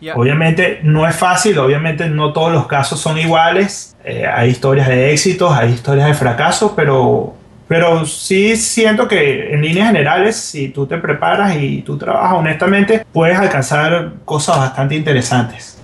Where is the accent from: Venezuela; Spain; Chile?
Venezuela; moved away as an adult; now in Miami, United States; Como venezolano, y como comunicador, como comunicador social